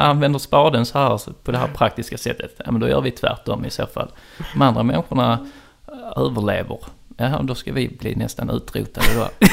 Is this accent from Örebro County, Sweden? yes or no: no; Trelleborg, Skåne, Sweden; moved away; när jag är hemma i Trelleborg och sitter och tar ett glas vin med min mamma